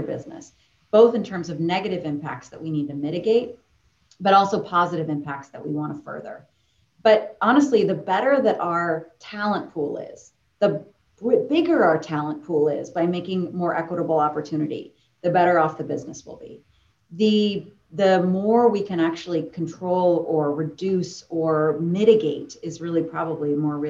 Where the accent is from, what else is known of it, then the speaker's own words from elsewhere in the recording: Boston, Massachusetts, United States; I grew up in Boston, downtown Boston